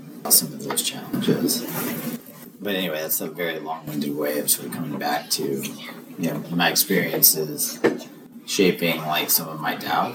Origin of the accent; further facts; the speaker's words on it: El Paso, Texas, United States; I grew up in El Paso. Like, I have a very different experience. Growing up on the border is, like, a different environment